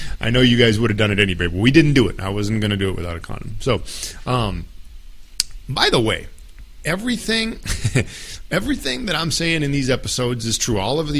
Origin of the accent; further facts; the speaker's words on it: United States; I'm an easy target as an American there